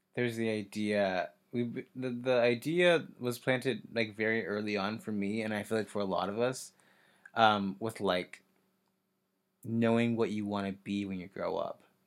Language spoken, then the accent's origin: English; Kansas, United States; moved away as an adult; I'm from Kansas. I moved here in January